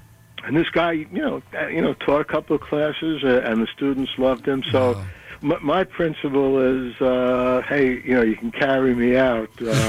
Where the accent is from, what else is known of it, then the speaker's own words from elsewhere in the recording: New York City, New York, United States; I grew up in the Bronx. You know, I lived with my parents off Allerton and Olinville Avenue, right around that time.